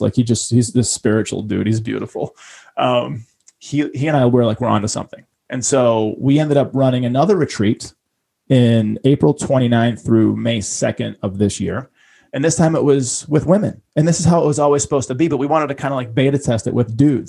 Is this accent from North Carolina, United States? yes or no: no; Boston, Massachusetts, United States; I grew up in Boston and I grew up very humbly, but I grew up right in front of the ocean.